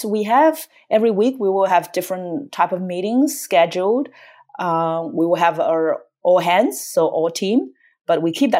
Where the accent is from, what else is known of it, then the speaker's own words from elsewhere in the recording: Australia; English is a second language; moved away as an adult; now in United States; She's American, but she wanted to live in Australia. And I'm Australian, I moved to the US.